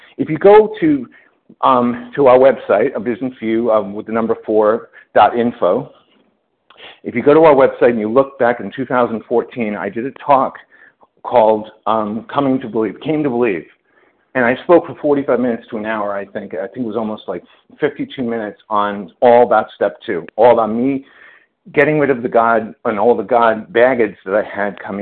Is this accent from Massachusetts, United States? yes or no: no; New York, United States; I'm a Jew from New York